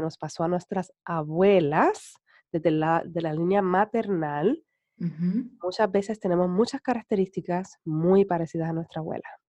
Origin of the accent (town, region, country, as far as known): Puerto Rico